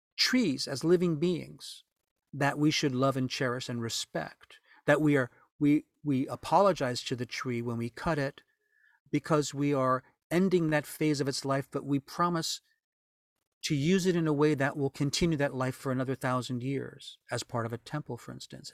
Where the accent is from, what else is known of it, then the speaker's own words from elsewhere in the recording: New Orleans, Louisiana, United States; moved away; New Orleans was a wonderful place to grow up